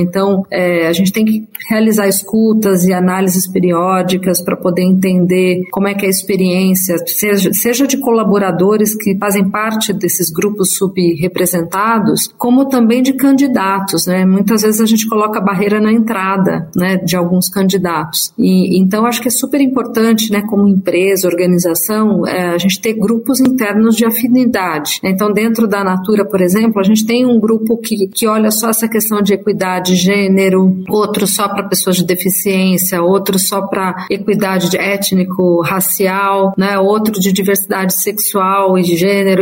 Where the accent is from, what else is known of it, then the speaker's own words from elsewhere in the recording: Mogi das Cruzes, São Paulo, Brazil; eu sou do interior de São Paulo, de Mogi das Cruzes